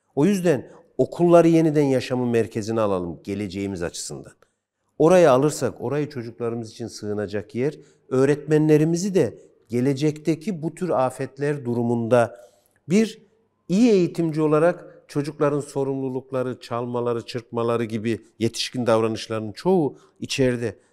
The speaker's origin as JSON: {"language": "Turkish", "region": "Kırşehir Province", "country": "Turkey", "said": "Ben Kırşehirliyim."}